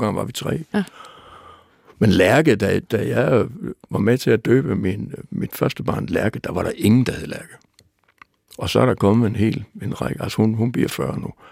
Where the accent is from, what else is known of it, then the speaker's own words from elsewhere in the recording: Aalborg, North Denmark Region, Denmark; Jeg var dreng i Aalborg